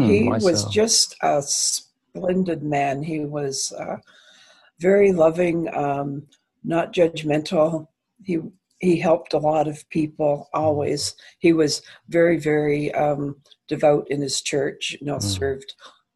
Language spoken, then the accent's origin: English; London, Ontario, Canada; also born or lived in New York; I'm from London, Ontario, which is near Toronto in Canada.